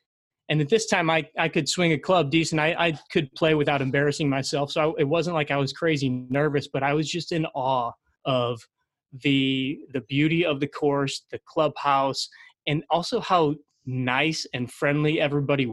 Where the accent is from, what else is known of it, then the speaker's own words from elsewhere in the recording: St. Louis, Missouri, United States; I grew up in St. Louis, born and raised